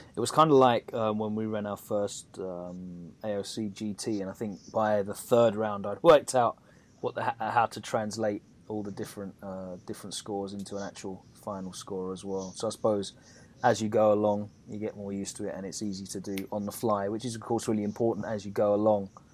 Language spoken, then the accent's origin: English; United Kingdom; as a Brit sort of viewing from afar